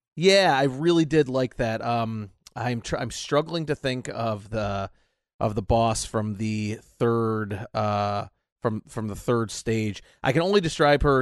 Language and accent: English; United States